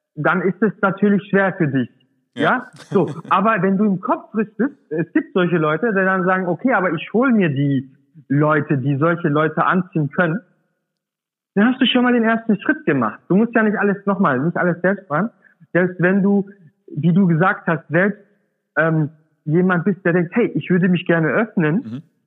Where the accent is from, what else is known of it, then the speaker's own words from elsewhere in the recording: Swabia, Germany; das sage ich als Urdeutscher, ja? Ich komme aus dem Schwaben, bin da geboren